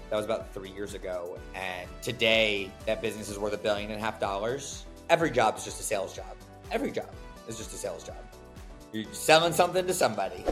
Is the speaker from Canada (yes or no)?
no; Raleigh, North Carolina, United States; moved away as an adult; I'm from Raleigh